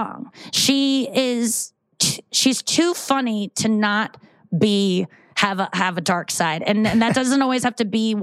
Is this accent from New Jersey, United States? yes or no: no; St. Louis, Missouri, United States; I grew up in St. Louis.